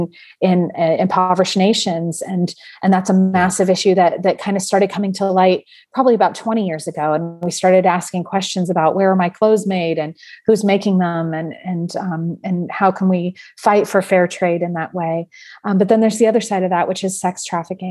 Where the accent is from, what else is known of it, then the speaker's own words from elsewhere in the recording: San Francisco Bay Area, California, United States; I grew up in the San Francisco Bay Area